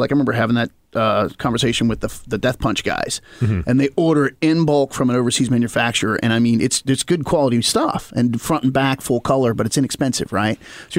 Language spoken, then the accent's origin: English; Western Maryland, United States; Of course, I'm from Western Maryland.